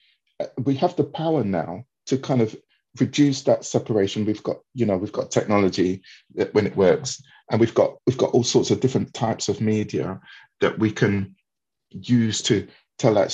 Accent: London, United Kingdom; I grew up in Wandsworth in South London.

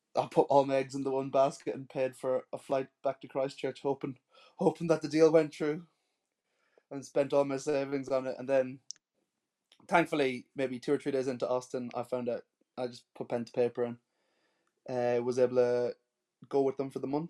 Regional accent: Sligo, Connacht, Ireland; moved away as an adult; also born or lived in Japan; now in New Zealand; So I grew up in a small town called Sligo in the northwest of Ireland

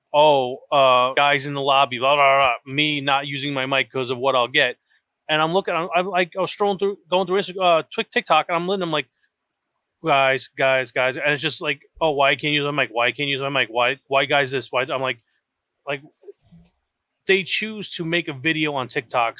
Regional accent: New York, United States; I am an asshole from New York

